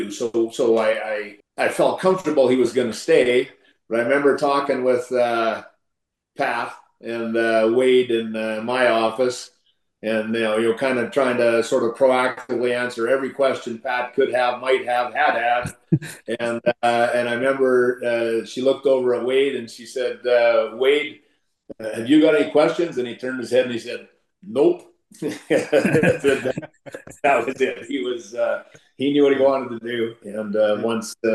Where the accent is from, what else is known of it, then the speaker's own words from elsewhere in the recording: Plenty, Saskatchewan, Canada; also born or lived in Michigan; I'm, I'm from Plenty, Saskatchewan.